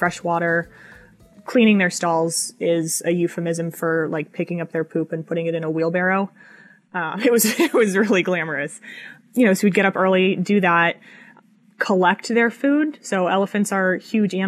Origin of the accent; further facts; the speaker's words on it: Colorado, United States; moved away; also born or lived in Montana / Wyoming; I'm from Colorado originally.